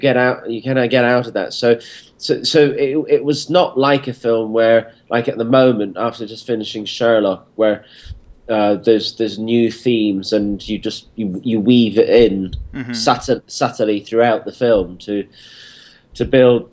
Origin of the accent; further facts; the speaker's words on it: United Kingdom; I'm British.